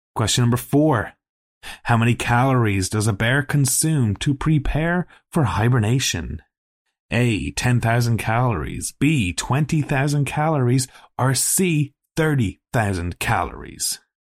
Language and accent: English; Ireland; we're both Irish. You know, we grew up in Ireland where there's no wild animals